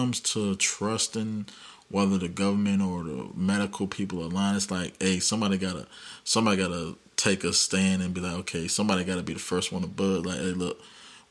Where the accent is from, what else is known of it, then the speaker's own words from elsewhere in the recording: United States; we're American. We're in America